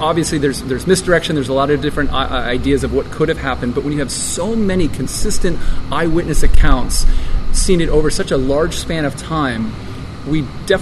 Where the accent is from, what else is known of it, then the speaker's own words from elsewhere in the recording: Arizona, United States; I grew up in Arizona. I had friends who say they saw this thing.